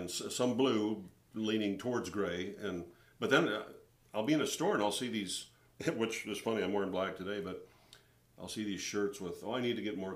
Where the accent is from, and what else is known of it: Minnesota, United States; born or raised there; moved away; also born or lived in Texas